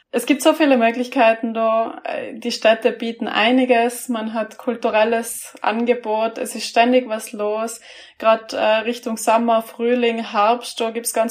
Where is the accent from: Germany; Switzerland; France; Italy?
Italy; Trentino-Alto Adige; Was eigentlich lustig ist als Südtiroler, weil die meisten Südtiroler, es gibt eigentlich keinen, der nicht Skifahren kann, aber ich kann nicht Skifahren.